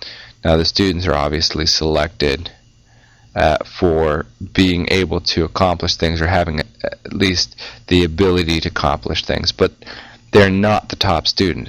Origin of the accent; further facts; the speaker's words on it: Pennsylvania, United States; now in North Carolina, United States; I used to be from Western Pennsylvania, now I'm from Eastern Carolina.